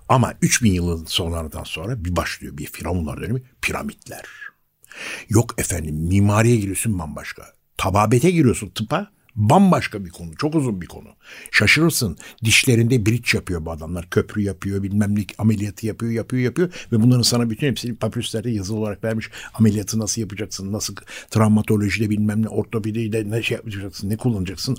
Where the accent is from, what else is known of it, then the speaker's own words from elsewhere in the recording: Istanbul, Turkey; also born or lived in Yeşilköy; ben bir Bakırköylüyüm doğma büyüme